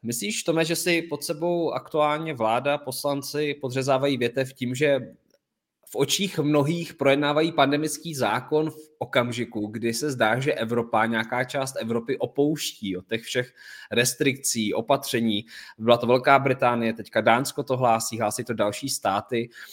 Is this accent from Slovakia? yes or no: no; Czechia; tady u nás v Čechách